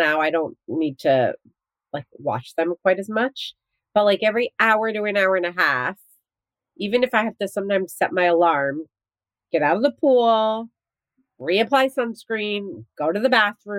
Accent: New Jersey, United States; But growing up in New Jersey, where I went to the beach all the time, like I never had a pool growing up.

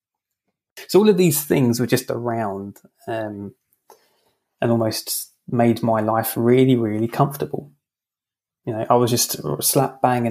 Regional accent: London, United Kingdom; I'm from London

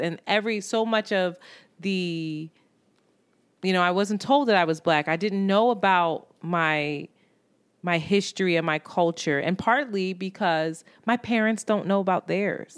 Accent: Philadelphia, Pennsylvania, United States; I grew up in Roxborough, which was very mixed

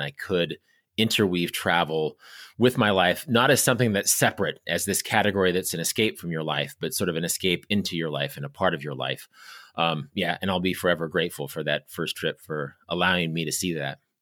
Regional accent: Kansas, United States; I grew up in Kansas.

